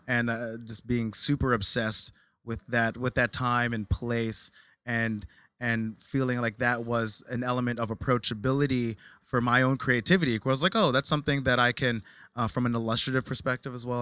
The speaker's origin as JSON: {"language": "English", "region": "New Jersey", "country": "United States", "tie": "born or raised there", "said": "I grew up in Jersey."}